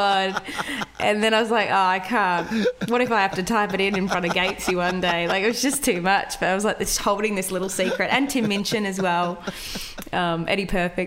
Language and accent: English; Wagga Wagga, New South Wales, Australia; moved away as an adult; also born or lived in Melbourne / Ballarat; I grew up in Wagga Wagga, which is in regional New South Wales.